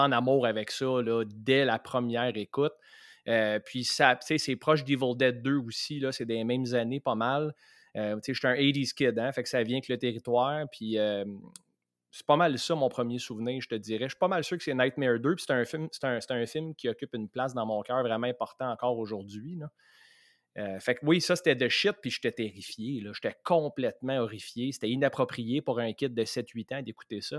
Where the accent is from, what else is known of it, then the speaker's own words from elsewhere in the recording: Saint-Eustache, Quebec, Canada; on vient tous les deux de Saint-Eux